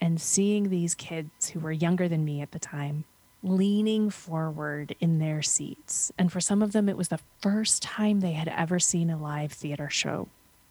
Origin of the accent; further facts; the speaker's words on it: United States; When I was 13 was when I started working with the local theater company in my hometown. We were 2 hours outside of New York City.